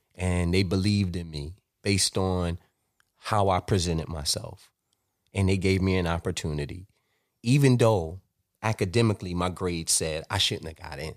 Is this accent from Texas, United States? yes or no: no; New York City, New York, United States; I grew up in Flatbush, Brooklyn